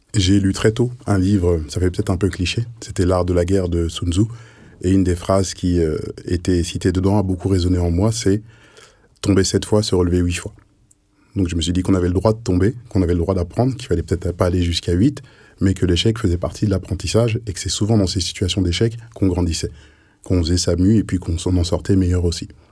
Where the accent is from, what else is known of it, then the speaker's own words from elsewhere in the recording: France; je suis né ici, j'ai mon histoire en France